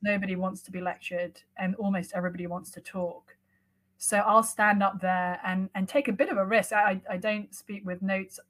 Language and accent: English; London, United Kingdom; moved away as an adult; now in Cambridge, Massachusetts, United States; I was raised mostly in London